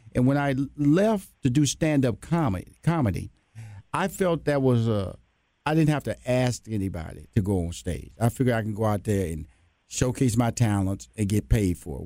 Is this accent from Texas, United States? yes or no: yes; Houston, Texas, United States; I'm from Houston, Texas, a Southern boy